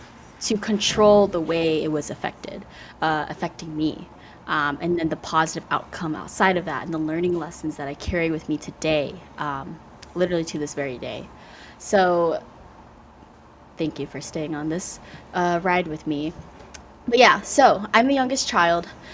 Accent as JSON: {"language": "English", "country": "United States", "tie": "born or raised there", "first_language": "Vietnamese", "second_language": "English", "said": "being a child of immigrant parents, growing up in the United States"}